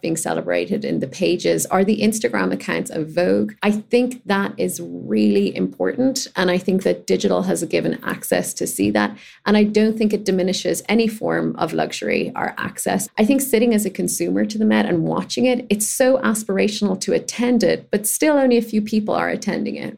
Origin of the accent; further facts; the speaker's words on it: Ireland; as a gay kid growing up in Ireland